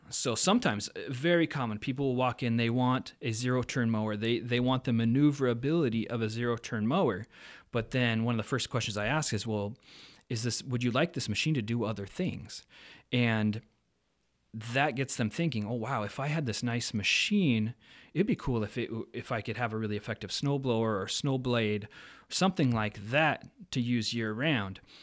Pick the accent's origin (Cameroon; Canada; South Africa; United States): United States; Pacific Northwest; now in Fargo-Moorhead, United States; I grew up in the Pacific Northwest with a family company that mowed, landscaped, did all kinds of outdoor services